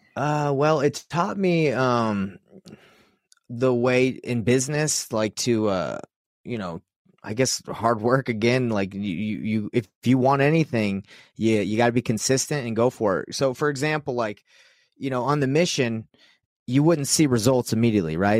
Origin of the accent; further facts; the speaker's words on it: Utah, United States; I'm from Utah